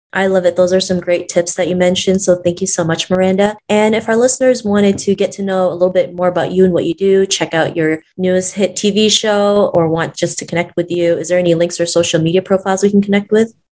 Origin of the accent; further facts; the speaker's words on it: Toronto, Ontario, Canada; growing up in Toronto